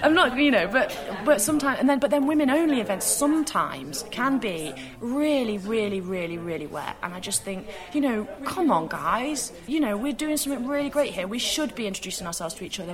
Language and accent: English; United Kingdom; as British people, we